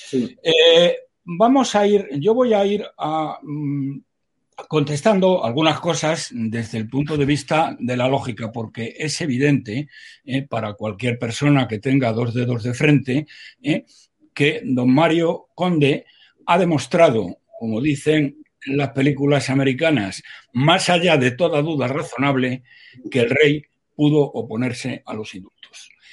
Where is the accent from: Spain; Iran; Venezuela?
Spain; Salamanca, Castile and León; como dicen en mi pueblo, que es Salamanca